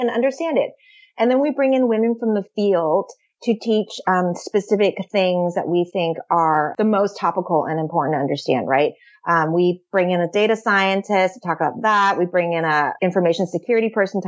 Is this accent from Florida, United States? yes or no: no; San Francisco, California, United States; I am born and raised in San Francisco